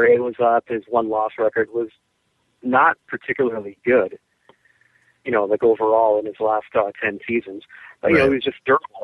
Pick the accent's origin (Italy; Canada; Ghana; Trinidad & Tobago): Canada; myself as a Canadian